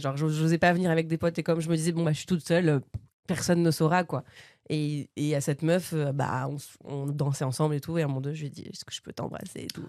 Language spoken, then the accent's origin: French; Bernay, Normandy, France; moved away as an adult; also born or lived in Paris region; now in Paris, France; à Bernay, donc là où j'ai grandi dans l'heure, en Normandie. Et voilà, en fait, non, j'arrivais, en fait, je suis née en région parisienne. Je suis arrivée à Bernay, donc euh, ouais, je sais pas, 4 ans.